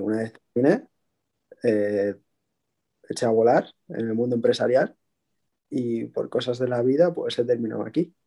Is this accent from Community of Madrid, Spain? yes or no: no; Bilbao, Basque Country, Spain; soy un chico de Bilbao, de 28 años